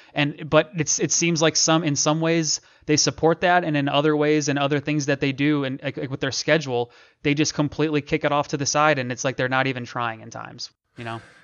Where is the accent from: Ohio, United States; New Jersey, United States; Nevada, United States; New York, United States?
Ohio, United States; Akron; moved away; I'm from Akron, Ohio. Shout out the Northeast Ohio, uh, three three oh people, all my people back in Ohio.